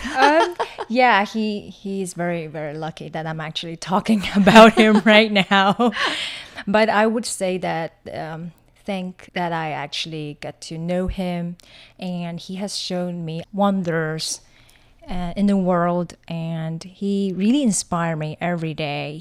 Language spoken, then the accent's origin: English; Taiwan; moved away as an adult; also born or lived in China; now in Hong Kong; growing up in Taiwan